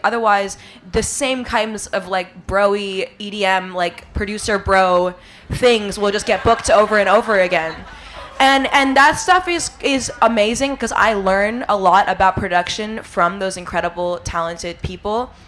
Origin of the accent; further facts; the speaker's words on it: New York City, New York, United States; I grew up in New York City playing the drums